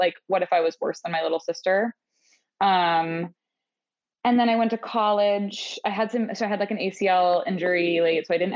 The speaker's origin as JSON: {"language": "English", "region": "Maine", "country": "United States", "tie": "born or raised there", "moved": "yes", "said": "I'm from the other coast. I'm from Maine."}